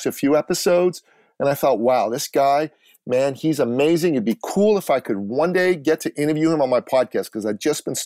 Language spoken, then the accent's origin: English; Iran; moved away; I'm a Christian from Iran, an Assyrian Christian